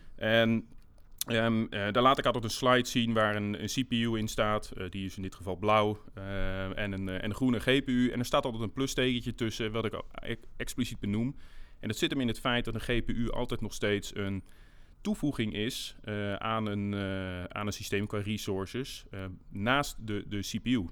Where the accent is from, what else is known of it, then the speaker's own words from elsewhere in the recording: Netherlands; wij als, eh, eh, als Nederlanders